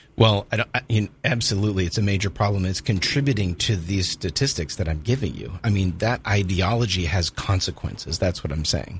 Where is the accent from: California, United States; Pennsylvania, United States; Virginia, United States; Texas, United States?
California, United States; Southern; moved away as an adult; also born or lived in Louisville, Kentucky; now in Jacksonville, United States; I spent most of my life growing up in Southern California